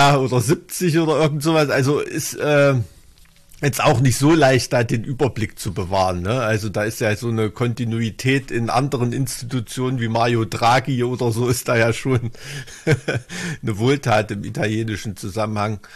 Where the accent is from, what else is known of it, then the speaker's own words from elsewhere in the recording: Thuringia, Germany; als Thüringer